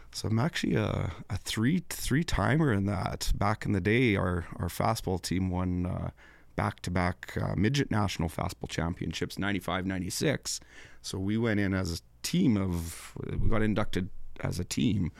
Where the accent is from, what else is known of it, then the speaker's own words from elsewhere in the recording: MacDowall, Saskatchewan, Canada; I'm from McDowell, Saskatchewan